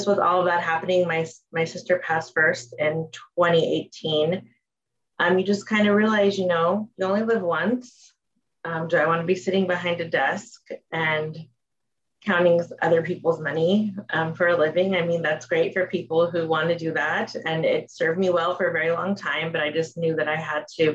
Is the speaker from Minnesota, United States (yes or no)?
no; Los Angeles, California, United States; born and raised in Los Angeles